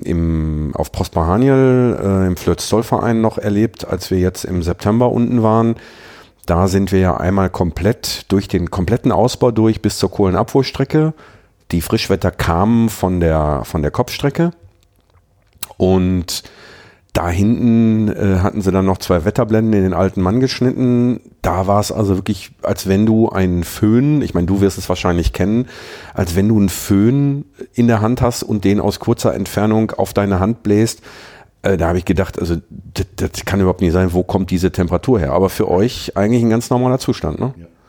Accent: Herten, North Rhine-Westphalia, Germany; aus meiner Heimat, aus Herten, aus unserer Heimat, aus Herten

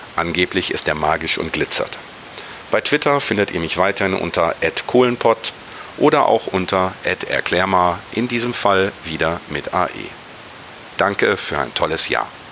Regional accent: Ruhr area, North Rhine-Westphalia, Germany; meine Heimat, mein Revier

